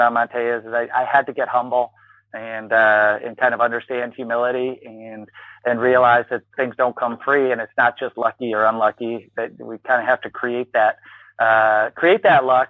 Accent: Ann Arbor, Michigan, United States; moved away as an adult; also born or lived in Wisconsin; I grew up in Ann Arbor, Michigan, ultimately ended up at Wisconsin

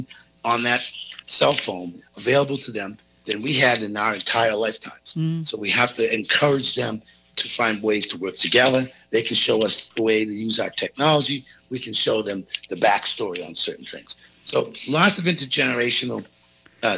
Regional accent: South Shore of Massachusetts, United States; I grew up on the South Shore of Massachusetts

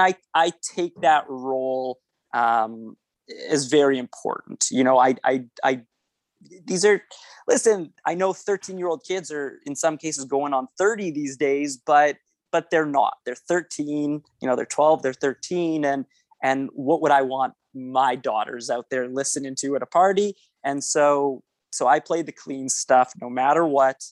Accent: Winnipeg, Manitoba, Canada; accent: Canadian; I'm from Winnipeg, Manitoba, Canada

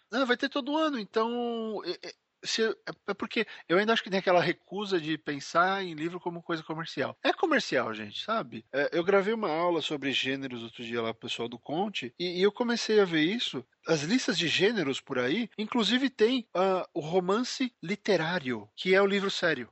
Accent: São Paulo, Brazil; nós dois somos de São Paulo

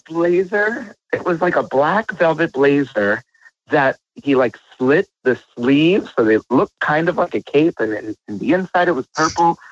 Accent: New York, United States; moved away; I'm New Yorker myself, so like I still have family over there

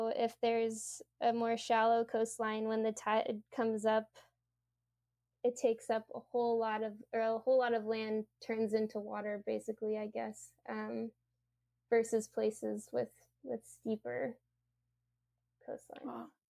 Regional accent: Louisiana, United States; moved away; I'm from Louisiana, and um, I actually have a few family members who don't think that climate change is real.

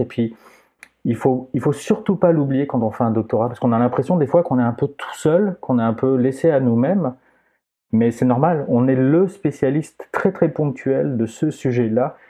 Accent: Aix-en-Provence, Provence-Alpes-Côte d'Azur, France; accent: French; moved away as an adult; now in Quebec, Canada; Je viens d'Aix-en-Provence

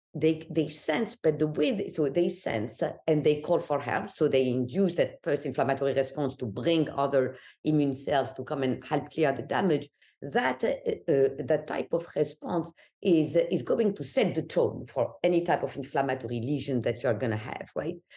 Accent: Algeria; English is a second language; moved away as an adult; now in New York, United States; I'm always asked where I'm from, so Algeria, North Africa, and I left my country when I was eighteen

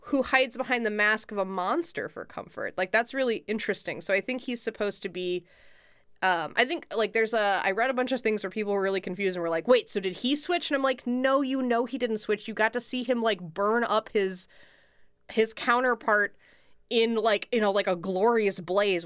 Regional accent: United States; as an American

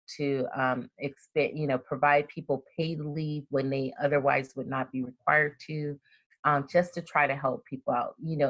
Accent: Compton, California, United States; also born or lived in Frankfurt, Germany / Birmingham, Alabama; that's the part of Compton that I grew up

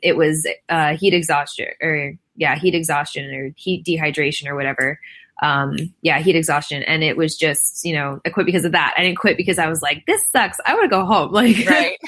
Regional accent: Florida, United States; moved away; also born or lived in California; I'm born and mostly raised in Florida.

